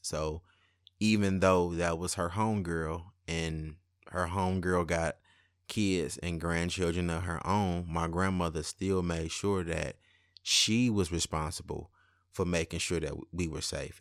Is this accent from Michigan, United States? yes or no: yes; Highland Park, Michigan, United States; also born or lived in Detroit; I was born in Detroit, but my childhood years were spent in Highland Park, where my great-grandparents lived.